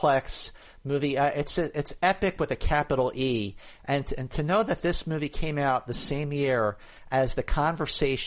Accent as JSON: {"language": "English", "town": "Philadelphia", "region": "Pennsylvania", "country": "United States", "moved": "yes", "lives_now": "Los Angeles, United States", "said": "I'm from Philadelphia. But we are both talking to you from Los Angeles"}